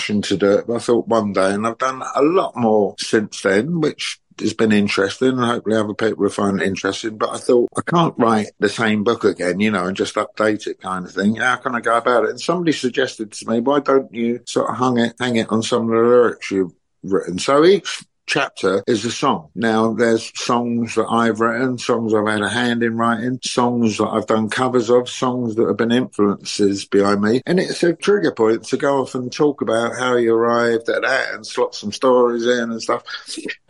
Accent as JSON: {"language": "English", "region": "London", "country": "United Kingdom", "tie": "born or raised there", "accent": "Cockney", "said": "I'm a pretty born and bred Londoner. I'm even a Cockney"}